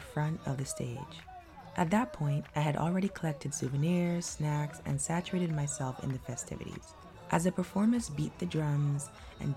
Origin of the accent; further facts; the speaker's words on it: Toronto, Ontario, Canada; growing up near Greenwood and Danforth